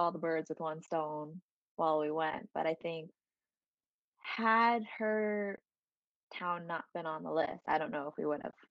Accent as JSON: {"language": "English", "area": "Westchester County", "region": "New York", "country": "United States", "tie": "born or raised there", "also_born_or_lived": "Ma'anshan, Anhui, China", "lives_now": "Queens, New York, United States", "said": "I grew up in Westchester County in New"}